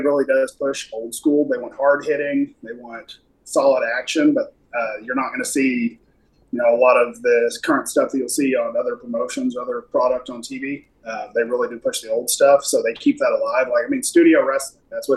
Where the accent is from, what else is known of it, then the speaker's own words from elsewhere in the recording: Oklahoma, United States; moved away; I was raised in Oklahoma